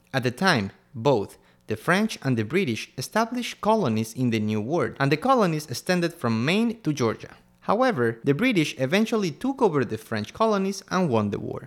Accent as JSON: {"language": "English", "town": "Quito", "region": "Pichincha", "country": "Ecuador", "said": "I'm from Quito, Ecuador"}